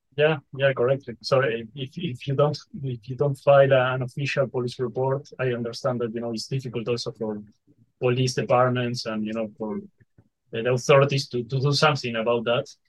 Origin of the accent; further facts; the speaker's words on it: Uruguay; we are from Uruguay